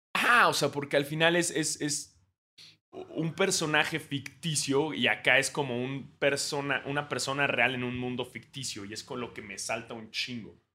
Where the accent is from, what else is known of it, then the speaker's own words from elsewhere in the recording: Mexico; Uno siendo mexicano